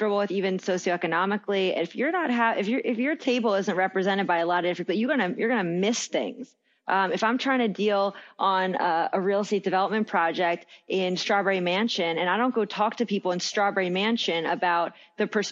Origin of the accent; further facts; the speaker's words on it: Villanova, Pennsylvania, United States; also born or lived in Philadelphia; I grew up in Villanova right outside the city